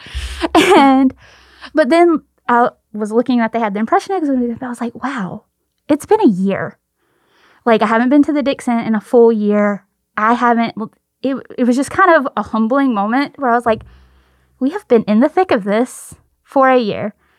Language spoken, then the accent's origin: English; the South, United States; We're from the South